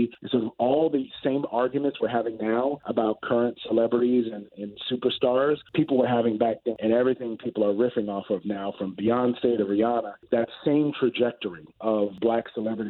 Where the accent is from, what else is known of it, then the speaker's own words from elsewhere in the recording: Opa-locka, Florida, United States; Yes, I'm from Opa-locka. Born and raised and went to North Miami Beach High School.